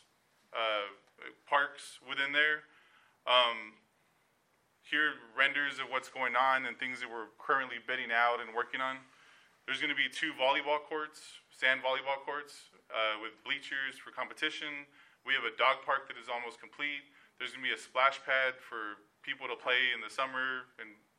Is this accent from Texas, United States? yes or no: yes; Alice, Texas, United States; now in Elsa, United States; I grew up in Alice, Texas